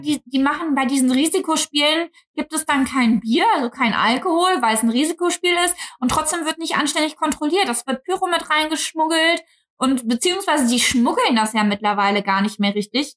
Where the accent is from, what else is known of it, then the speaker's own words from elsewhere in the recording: Cologne, North Rhine-Westphalia, Germany; als Kölner